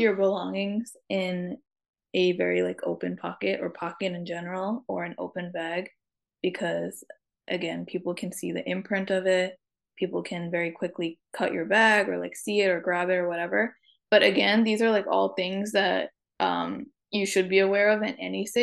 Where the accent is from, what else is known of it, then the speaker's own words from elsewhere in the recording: New York, United States; since I grew up in New York